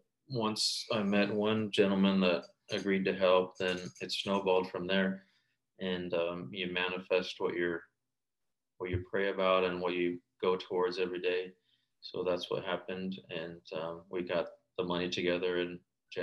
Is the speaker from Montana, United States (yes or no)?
yes; Montana, United States; moved away as an adult; also born or lived in China / Los Angeles; I went back to Montana late March of 2020 and spent the rest of the year in my hometown